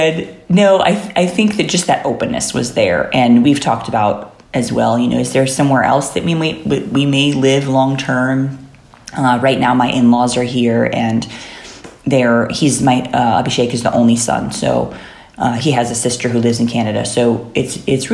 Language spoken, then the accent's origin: English; Chicago, Illinois, United States; moved away as an adult; also born or lived in Haridwar, India / Indiana; now in India; I'm basically from the Chicago area. So like that's a very, my family is very Midwestern